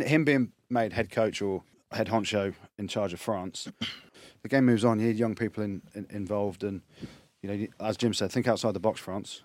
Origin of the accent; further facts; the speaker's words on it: England, United Kingdom; I'm English.